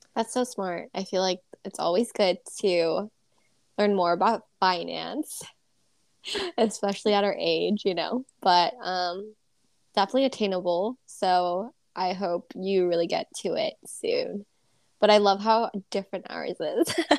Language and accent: English; Southern California, United States; growing up in SoCal